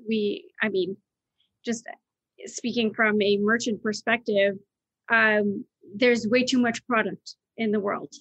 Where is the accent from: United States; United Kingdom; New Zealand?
United Kingdom; moved away; I grew up in Britain.